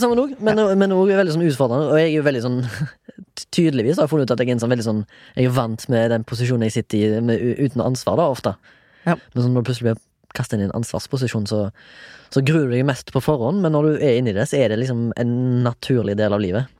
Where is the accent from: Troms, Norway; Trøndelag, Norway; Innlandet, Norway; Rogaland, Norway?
Rogaland, Norway; Haugesund; now in Oslo, Norway; Jeg er 34 år. Jeg er fra Haugesund.